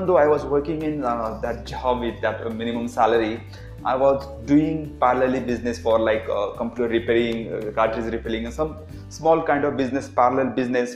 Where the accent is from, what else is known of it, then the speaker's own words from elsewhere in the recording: small village near Pune, Maharashtra, India; English is a second language; I'm from really middle class family from small village from nearby Pune, and English is my third language.